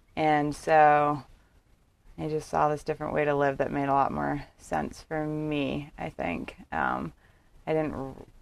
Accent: Bethesda, Maryland, United States; also born or lived in Miami, Florida; Big suburb of D.C., so Bethesda, Maryland. Born in Miami.

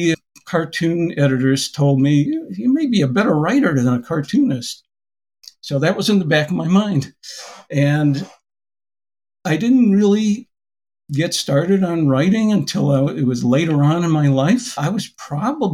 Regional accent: Springfield, Massachusetts, United States; When I was growing up in Springfield

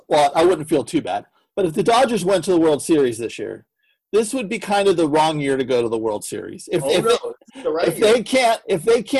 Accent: San Francisco, California, United States; now in Los Angeles, United States; I'm from San Francisco. So living

